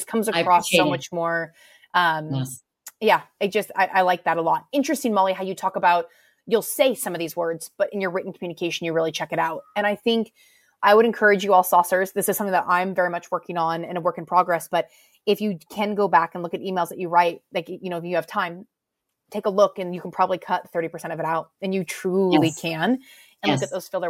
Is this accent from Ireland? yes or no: no; United States; moved away as an adult; now in United Kingdom; as an American coming here